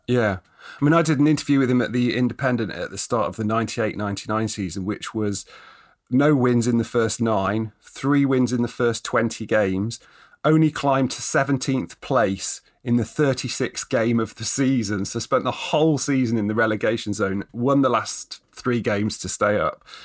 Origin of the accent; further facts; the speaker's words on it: Nottingham, East Midlands, United Kingdom; also born or lived in Derby; now in Scotland, United Kingdom; I was born in Derby, brought up in Nottingham